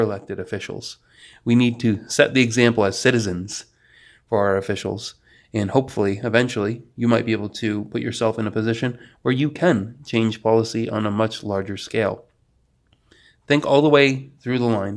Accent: New York, United States; moved away as an adult; also born or lived in Poland; now in North Carolina, United States; I was raised by a family from New Jersey and lived in the middle of the boonies up in New York for most of my life.

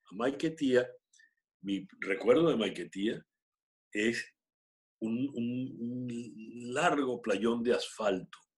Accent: Mexico; born there; todos nacimos en México, pero en, con todo y la modestia había siempre espacio

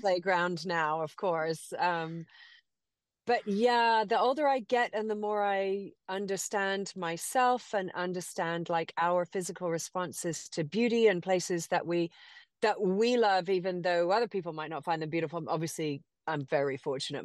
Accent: Cayman Islands; also born or lived in England; now in Austin, United States; born and raised in Grand Cayman, um, educated in England

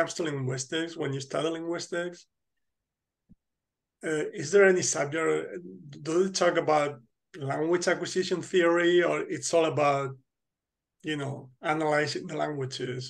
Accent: Spain; now in Krakow, Poland; I'm actually from Spain, but I live in Krakow

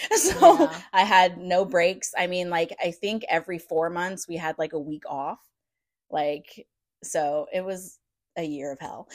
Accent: St. Louis, Missouri, United States; moved away as an adult; we're from St. Louis, so it's not like we don't understand cold and snow because we definitely get

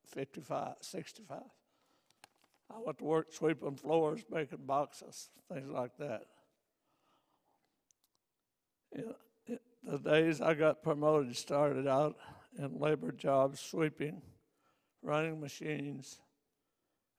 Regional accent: Neon, Kentucky, United States; now in Ligonier, United States; I'm from Neon, Kentucky. I was born into a family of people

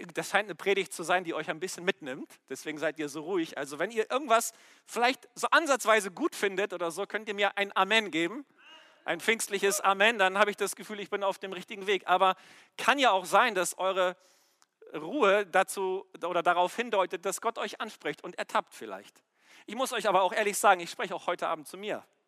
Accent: Germany; wir als Deutsche

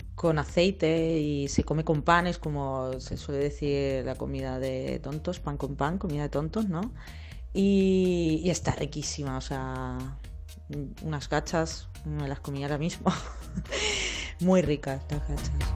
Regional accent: Campo de Criptana, Castilla-La Mancha, Spain; moved away; mi pueblo natal, eh, que es Capo de Criptanas, un pueblo de Ciudad Real

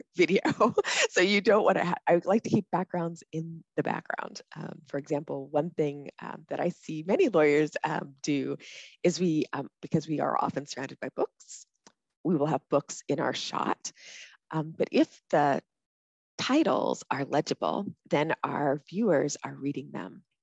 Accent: College Park, Maryland, United States; moved away as an adult; also born or lived in Minnesota / Washington D.C.; now in Hawaii, United States; I grew up in Maryland, in College Park, Maryland

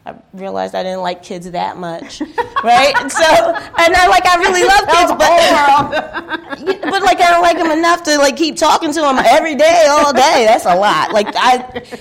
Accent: Philadelphia, Pennsylvania, United States; moved away as an adult; also born or lived in Germany; I grew up in Philadelphia, and I went to all school there, college in Philadelphia

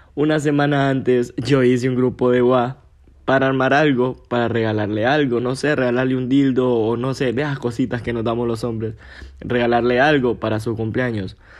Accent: Gracias, Lempira, Honduras; moved away as an adult; now in San Pedro Sula, Honduras; Nací en Gracias, crecí en Gracias, me hicieron Gracias y todo

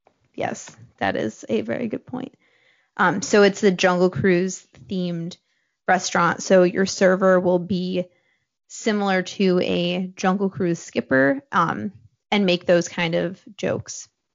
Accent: New Jersey, United States; accent: New Jersey; it's my New Jersey accent.

